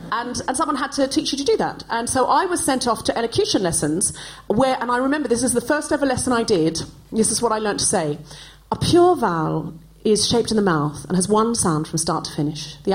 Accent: Australia; now in United Kingdom; now, when I was growing up in Australia, like in the 80s, it was still very common to do what was done here in Britain in the 1950s

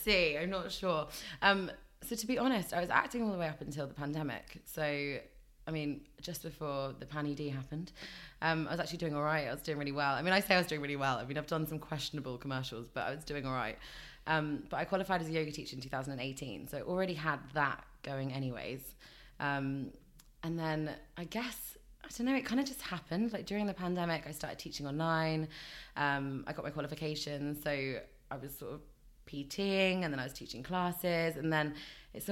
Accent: London, United Kingdom; I'm from London

